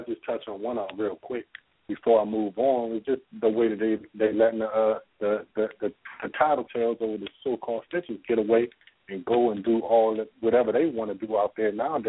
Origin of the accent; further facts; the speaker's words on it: Washington, District of Columbia, United States; now in California, United States; I'm from D.C.